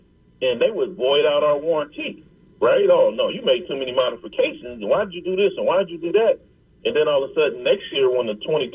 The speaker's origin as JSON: {"language": "English", "town": "Compton", "region": "California", "country": "United States", "tie": "born or raised there", "said": "growing up in Compton"}